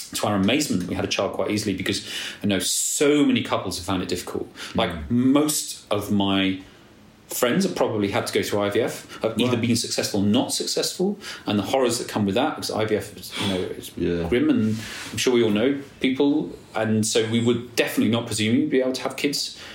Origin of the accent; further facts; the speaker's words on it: Nottingham, East Midlands, United Kingdom; also born or lived in London; now in Somerset, United Kingdom; I'm from Nottingham, so I support Nottingham Forest